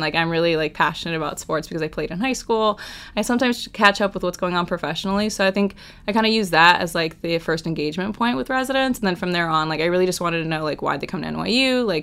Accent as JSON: {"language": "English", "area": "Orange County", "region": "California", "country": "United States", "moved": "as an adult", "lives_now": "New York City, United States", "said": "I am a junior from Orange County, California"}